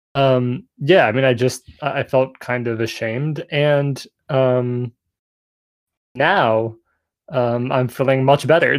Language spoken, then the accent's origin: English; United States; as an American